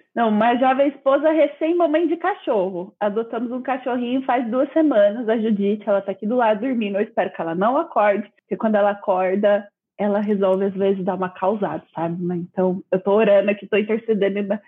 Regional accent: Campinas, São Paulo, Brazil; Eu sou de Campinas, São Paulo, Brasil, no caso. Nasci, nascido e criada aqui

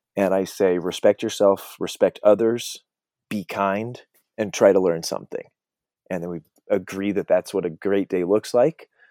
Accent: Colorado, United States; I grew up in Colorado

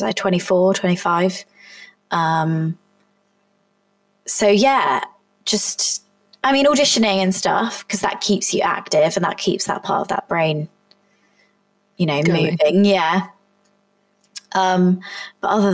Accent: Somerset, South West England, United Kingdom; moved away; it was in Somerset, it was in my hometown

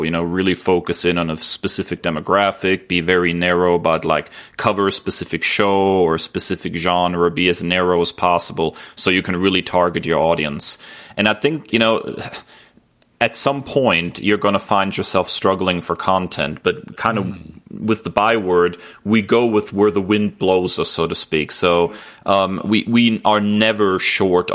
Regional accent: Germany; I grew up in Germany

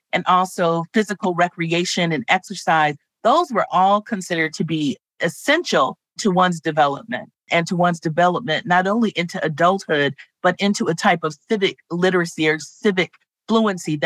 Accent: Los Angeles, California, United States; I grew up in Los Angeles.

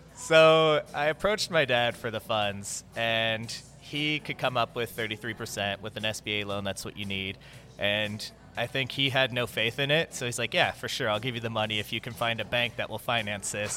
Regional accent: Southern California, United States; moved away as an adult; also born or lived in Central Florida; now in Florida, United States; I was born and raised in Southern California.

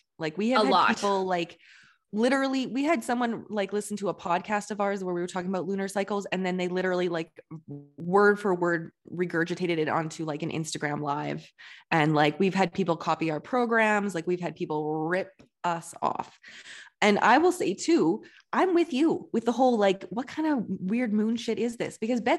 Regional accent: Alberta, Canada; I grew up in Southern Alberta, which is a very like, it's like the Bible Belt of Canada.

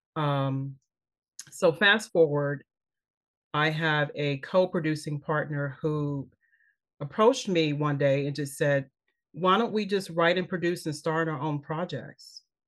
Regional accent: Kansas City, Missouri, United States; moved away as an adult; also born or lived in Los Angeles; I'm from Kansas City, Missouri

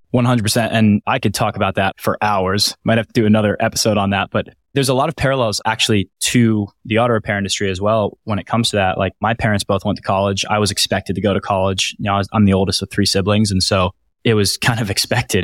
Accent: Washington, District of Columbia, United States; my hometown in the Washington, D C area

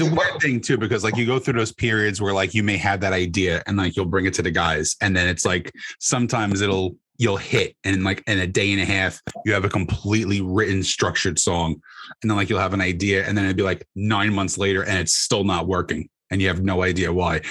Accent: Bayonne, New Jersey, United States; moved away as an adult; also born or lived in Union City, New Jersey; now in Central New Jersey, United States; I lived in Hudson County my entire life. So I was in uh, Union City and then Bayonne.

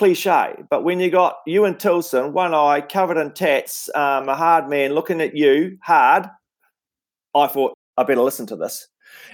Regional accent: Invercargill, Southland, New Zealand; moved away as an adult; also born or lived in Wellington; where I grew up in Invercargill in Southland

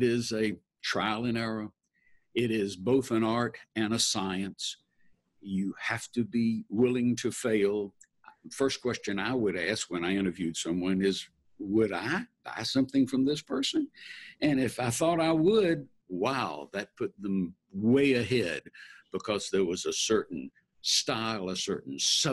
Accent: Atlanta, Georgia, United States; I was born and raised in Atlanta

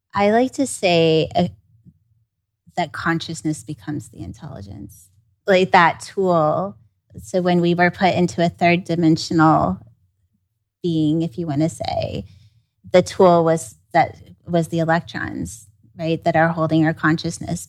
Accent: Kansas City, United States; I grew up in Kansas City

